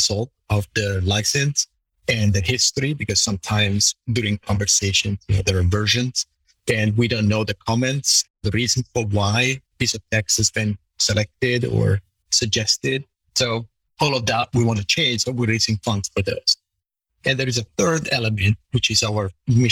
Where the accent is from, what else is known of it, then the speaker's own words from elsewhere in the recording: Italy; being Italian and growing up in Italy